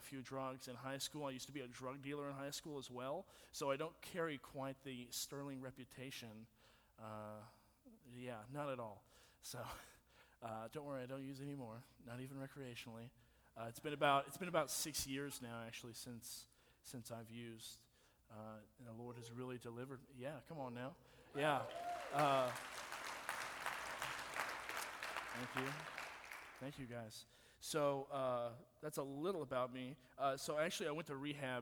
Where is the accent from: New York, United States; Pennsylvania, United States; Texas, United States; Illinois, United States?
Texas, United States; Nacogdoches; I am from Nacogdoches, which is why I have this haircut, and it explains everything. I'm a true Nack rat